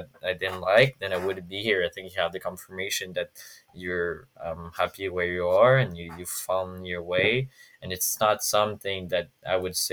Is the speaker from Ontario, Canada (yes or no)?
no; Montreal, Quebec, Canada; I'm from Montreal